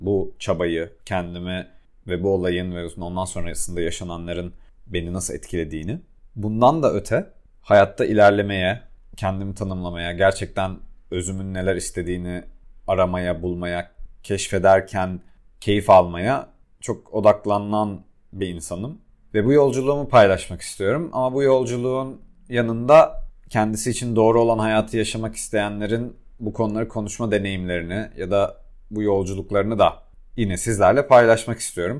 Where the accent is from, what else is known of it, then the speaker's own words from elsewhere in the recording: Adana, Turkey; moved away as an adult; also born or lived in Istanbul; büyüdüğüm şehirde ben Adanalıyım ve Adana'da büyüdüğüm çevrede